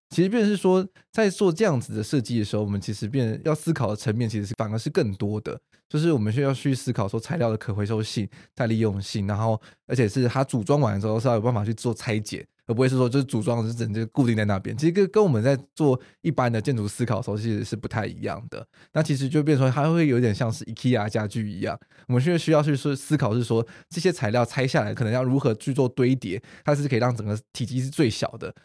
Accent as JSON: {"language": "Chinese", "country": "Taiwan", "said": "我们台湾人就还是比较就是害羞内敛一点点"}